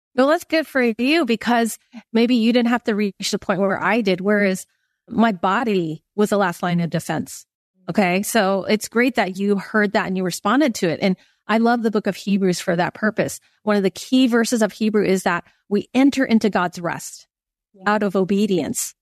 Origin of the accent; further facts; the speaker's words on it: Silicon Valley, California, United States; I grew up in Silicon Valley.